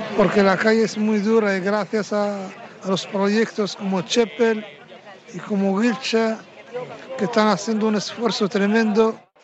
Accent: Western Sahara; now in Basque Country, Spain; soy de origen saharaui, nacionalizado español

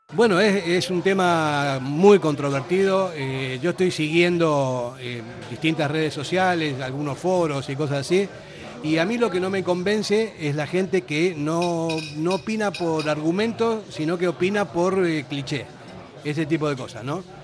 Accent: Argentina; also born or lived in Basque Country; now in Spain; yo soy un argentino que vino aquí hace cuarenta y pico de años

